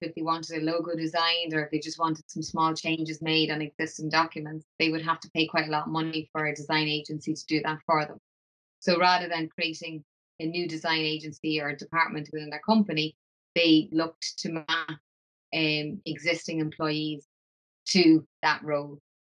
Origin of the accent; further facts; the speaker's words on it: Dublin, Leinster, Ireland; moved away as an adult; now in Glasgow, United Kingdom; I'm originally from Dublin, I came over to Glasgow